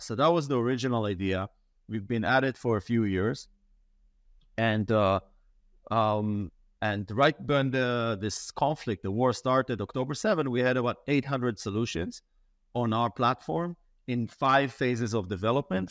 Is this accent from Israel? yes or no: yes; Israel; I grew up in Israel.